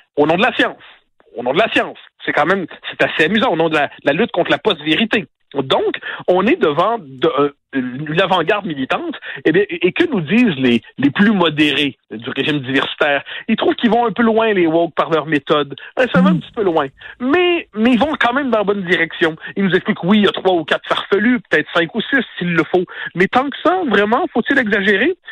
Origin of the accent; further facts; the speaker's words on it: North Shore of Montreal, Quebec, Canada; moi qui viens de la rive nord de Montréal